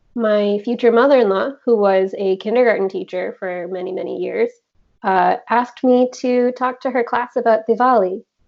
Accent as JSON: {"language": "English", "country": "United States", "tie": "born or raised there", "said": "I was born in the States"}